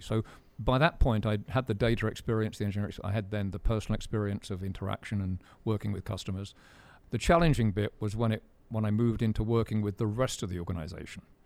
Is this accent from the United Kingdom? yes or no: yes; United Kingdom; As a Brit